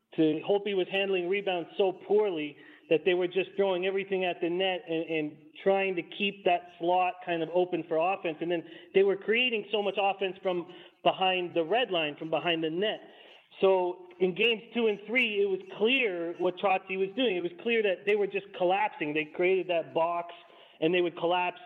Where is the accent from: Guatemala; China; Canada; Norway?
Canada; Vancouver, British Columbia; I'm born and raised in Vancouver